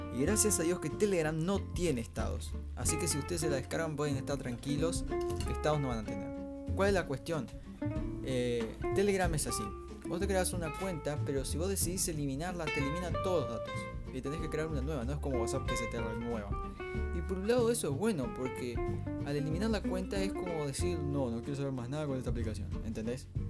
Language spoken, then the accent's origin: Spanish; Salto, Uruguay; al menos como salteño